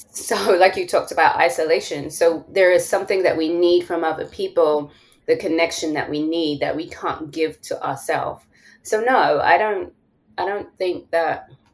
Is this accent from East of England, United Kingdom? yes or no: no; London, United Kingdom; moved away as an adult; now in Atlanta, United States; I'm from London